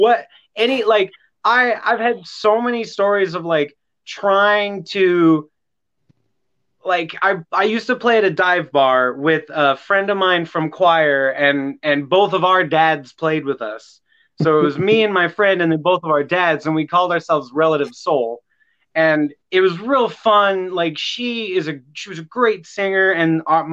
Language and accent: English; Grants Pass, Oregon, United States; I'm from Southern Oregon, a little town called Grants Pass.